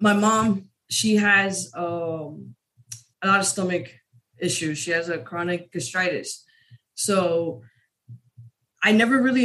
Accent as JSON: {"language": "English", "region": "New York", "country": "United States", "moved": "as an adult", "said": "I'm originally from New York."}